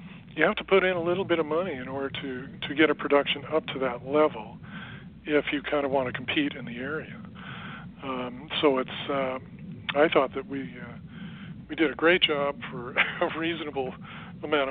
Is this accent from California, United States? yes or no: yes; Los Angeles, California, United States; I grew up in Los Angeles, in and around the entertainment industry